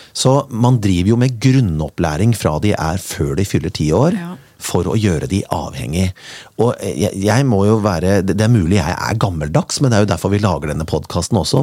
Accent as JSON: {"language": "Norwegian", "town": "Kongsberg", "region": "Buskerud", "country": "Norway", "tie": "born or raised there", "said": "Jeg kommer fra Kongsberg med opp mot 2,5 til 3 meter snø på vinteren"}